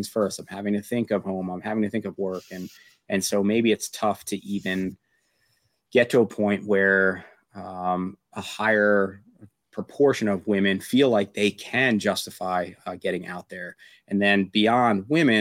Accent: Pennsylvania, United States; I grew up in Amish country area of Pennsylvania, very, very homogenous

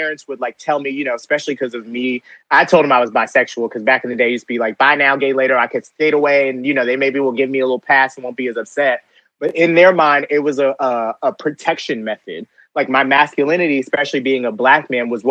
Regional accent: Conyers, Georgia, United States; growing up in the South and growing up as a gay black boy, like in Conyers, Georgia.

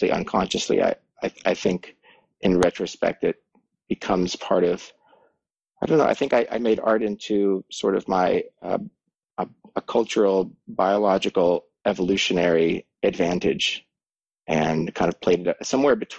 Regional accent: between Boulder and Estes Park, Colorado, United States; moved away as an adult; this is actually the land and the property that I grew up on. And I was here for about 18 years before I left for art school.

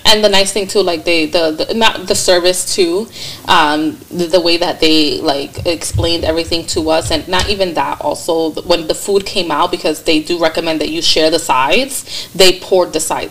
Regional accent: New York, United States; I'm from New York

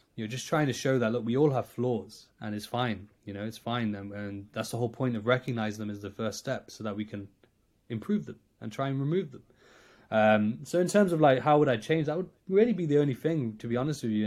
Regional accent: Nottingham, East Midlands, United Kingdom; I'm from Nottingham in, in the U K

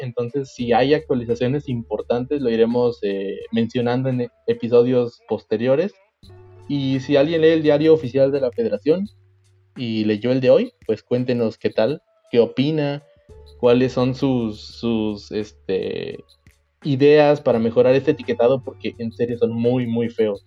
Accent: Mexico

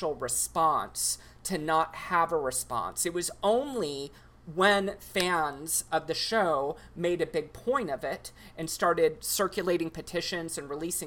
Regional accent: Texas, United States; I grew up in Texas

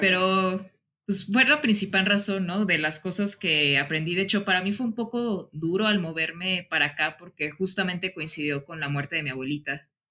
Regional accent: Mexico; also born or lived in León, Guanajuato; uno como mexicano

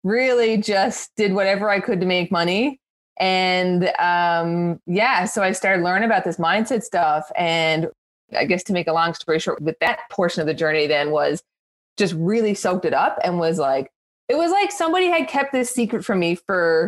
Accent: Newfoundland and Labrador, Canada; I'm also a Newfoundlander like Gina

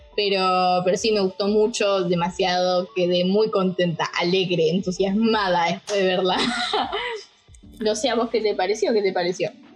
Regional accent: Buenos Aires, Argentina; soy de Argentina, como bien dijo nuestro compañero Javi, soy de Argentina, de Buenos Aires

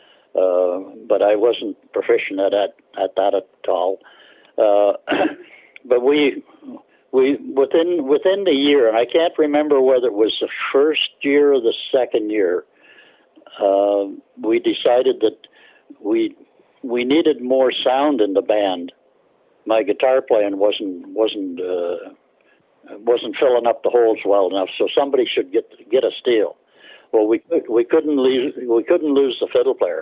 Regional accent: Bolton, Ontario, Canada; I was born in Bolton, which is just on the outskirts of Toronto now

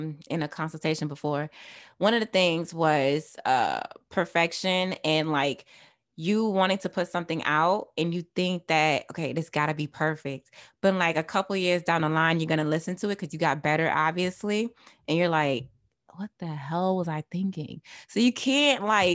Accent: New York City, New York, United States; I was born in Brooklyn

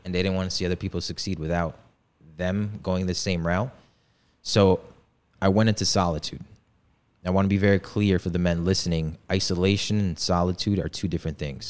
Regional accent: Poland; now in United States; I was born in, born and raised in Poland in a village

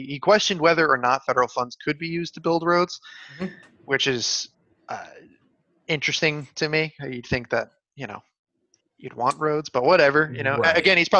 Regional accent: Tennessee, United States; I had to go eat grubs back in the day when I was growing up in Tennessee.

